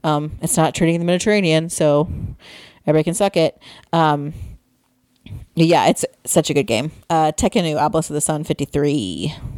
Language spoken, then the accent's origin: English; Midwest, United States; we're from the Midwest.